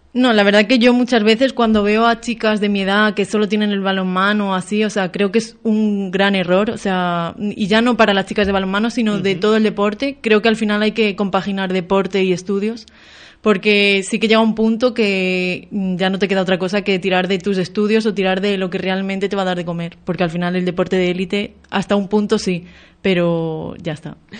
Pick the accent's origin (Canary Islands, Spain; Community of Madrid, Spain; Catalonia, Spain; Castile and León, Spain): Castile and León, Spain; Béjar; moved away as an adult; now in Galicia, Spain; en mi pueblo